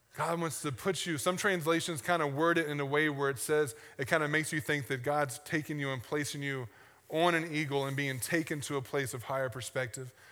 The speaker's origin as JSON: {"language": "English", "region": "the South", "country": "United States", "tie": "born or raised there", "said": "I grew up in the South, and we have sayings that don't mean anything, but we say 'em all the time"}